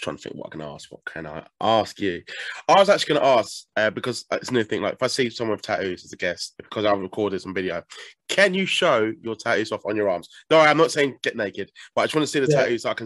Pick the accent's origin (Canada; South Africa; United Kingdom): United Kingdom; Southend-on-Sea, East of England; South End, my hometown shithole. But, you know, my shithole